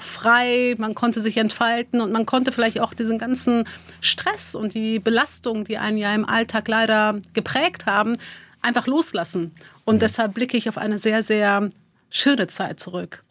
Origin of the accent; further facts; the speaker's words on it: Neuss, North Rhine-Westphalia, Germany; also born or lived in Dormagen; Also ich bin in Dormagen geboren, in Neuss groß geworden